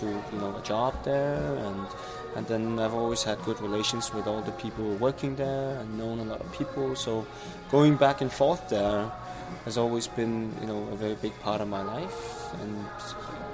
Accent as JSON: {"language": "English", "country": "Denmark", "tie": "born or raised there", "said": "I came to Denmark and was raised in a small city 35 kilometers outside Copenhagen"}